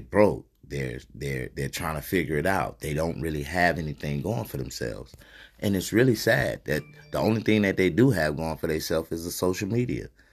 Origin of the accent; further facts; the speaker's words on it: United States; we as american people